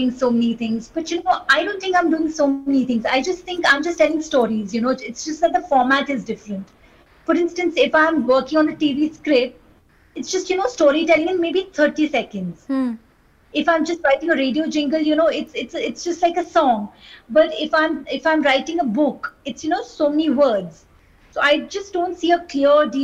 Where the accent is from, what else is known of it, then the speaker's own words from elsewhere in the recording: Kolkata, West Bengal, India; I grew up in Kolkata